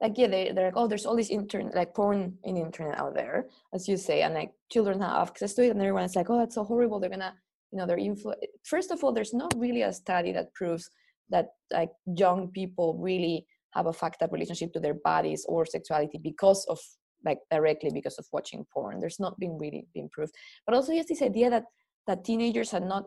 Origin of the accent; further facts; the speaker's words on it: Spain; growing up in Spain, which is a very Catholic country